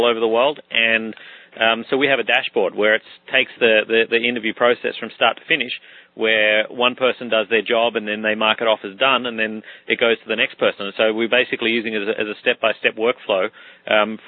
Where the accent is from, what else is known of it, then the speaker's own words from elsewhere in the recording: Australia; now in Caribbean; I'm from Australia, along with other members of my family, we live all over the world